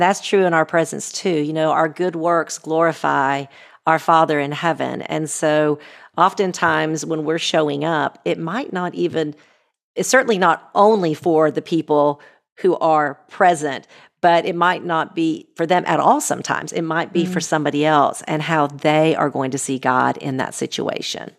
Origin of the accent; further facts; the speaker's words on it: United States; me as an American